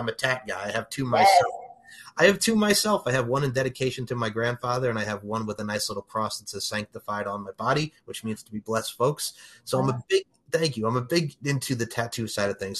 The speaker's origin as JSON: {"language": "English", "area": "Long Island", "region": "New York", "country": "United States", "tie": "born or raised there", "said": "I grew up on Long Island"}